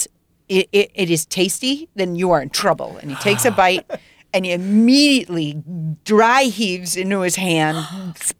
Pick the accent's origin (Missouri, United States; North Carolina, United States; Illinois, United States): Illinois, United States; Chicago; I grew up in Chicago